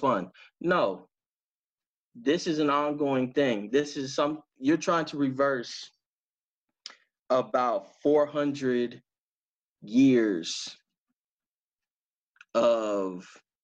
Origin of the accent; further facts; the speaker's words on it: Dallas, Texas, United States; Oak Cliff, huh? I say, yeah, that's where I'm from